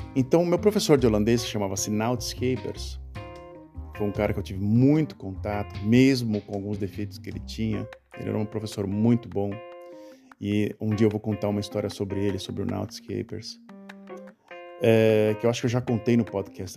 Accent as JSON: {"language": "Portuguese", "country": "Brazil", "tie": "born or raised there", "moved": "as an adult", "lives_now": "Netherlands", "said": "sobre o Brasil, de onde eu nasci."}